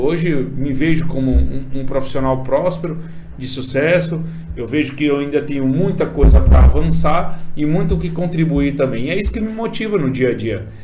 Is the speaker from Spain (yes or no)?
no; Imperatriz, Maranhão, Brazil; also born or lived in São Paulo; eu sou nascido e criado aqui em Imperatriz